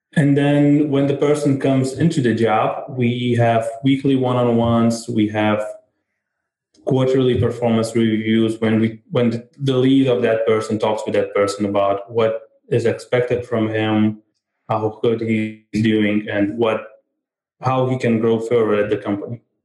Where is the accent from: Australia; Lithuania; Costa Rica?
Lithuania; Vilnius, Vilnius County; I come from Vilnius, Lithuania